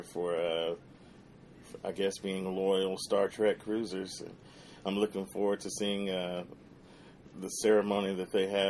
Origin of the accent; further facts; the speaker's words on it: Missouri, United States; also born or lived in Memphis; I'm from Missouri via Memphis, Tennessee.